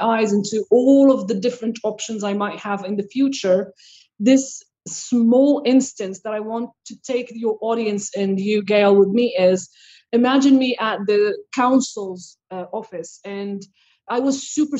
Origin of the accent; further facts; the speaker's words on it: Morocco; now in Quebec, Canada; I grew up in Morocco.